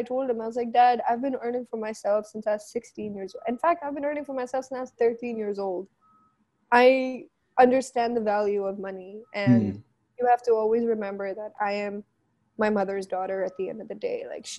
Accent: Philippines; now in Pakistan; So, you know, like, being Filipino, it's kind of our culture.

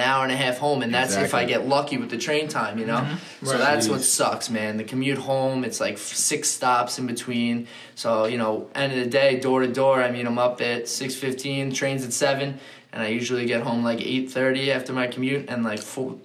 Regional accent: Bethpage, New York, United States; I'm from Long Island, right? So Beth Page

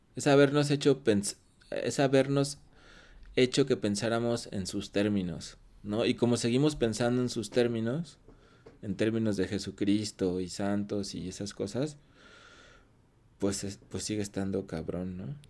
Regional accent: Mexico; siendo mexicano

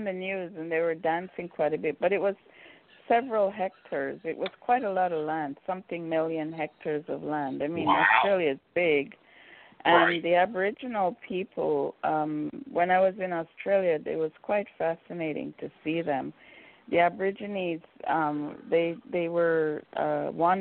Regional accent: Jamaica; moved away; also born or lived in Vancouver; being Jamaican

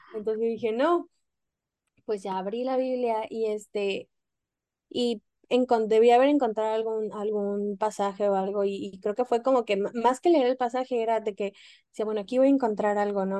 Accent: Mexico; moved away; yo siendo mexicana

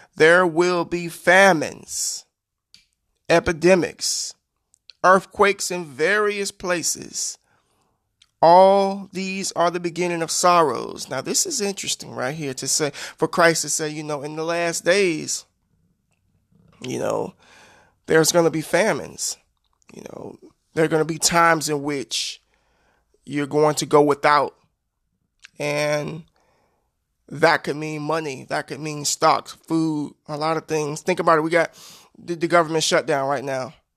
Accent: United States; I'm an American citizen and I live in this country

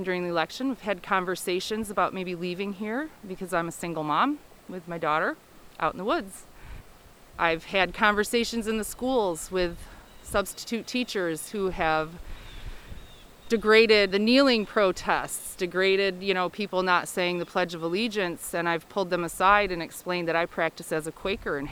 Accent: Kalamazoo, Michigan, United States; moved away as an adult; now in Hersey, United States; my hometown

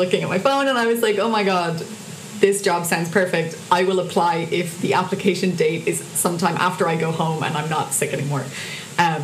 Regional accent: Cork, Munster, Ireland; moved away as an adult; now in Dublin, Ireland; I'm from Cork, so I had to move back to Cork

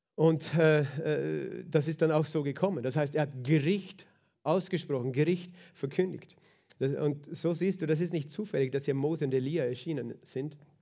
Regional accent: Lower Austria, Austria; bei uns in Niederösterreich

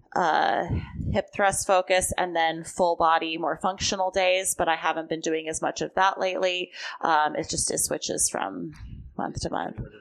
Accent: Long Beach, California, United States; also born or lived in Texas / Orange County / Santa Monica; I grew up in Long Beach

